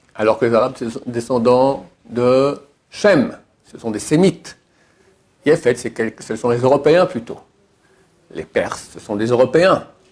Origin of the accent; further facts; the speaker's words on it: Switzerland; chez nous en Suisse